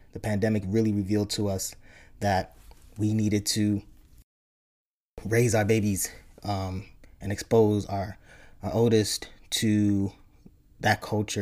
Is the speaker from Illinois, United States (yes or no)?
yes; Chicago, Illinois, United States; also born or lived in Nigeria / upstate New York; home for me was the great state of Illinois, um, where I grew up primarily in the Chicago area, Chicago, South Side